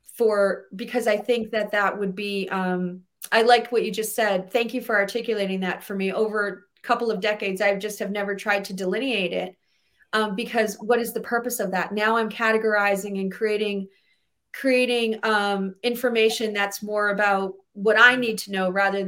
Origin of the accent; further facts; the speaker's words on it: New England, United States; I'm from New England.